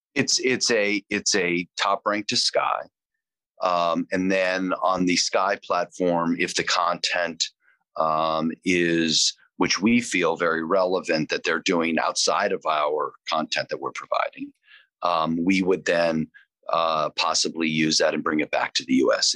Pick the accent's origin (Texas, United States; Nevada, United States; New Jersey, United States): Nevada, United States; Las Vegas; moved away as an adult; also born or lived in Hartford, Connecticut; I was born in 1967 in Las Vegas